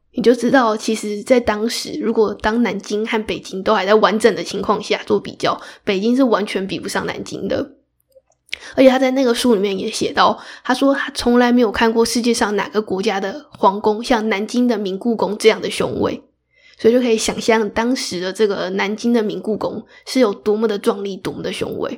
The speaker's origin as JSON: {"language": "Chinese", "country": "Taiwan", "said": "我是台湾人，我就是不会卷舌"}